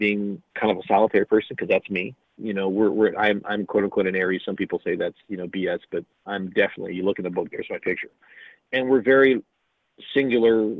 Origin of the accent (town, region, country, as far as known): Columbus, Ohio, United States; born or raised there; moved away